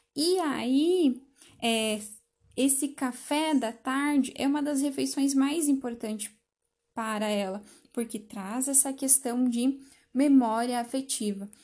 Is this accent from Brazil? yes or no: yes; Brazil; Isso nos identifica como brasileiros